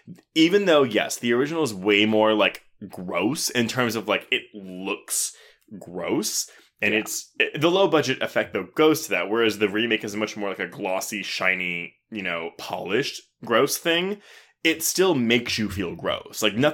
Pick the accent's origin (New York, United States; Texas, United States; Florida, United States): Texas, United States; Houston; also born or lived in Louisiana; So, I was born in Louisiana. I grew up in Houston. Like, it's totally cool. But I don't have an accent.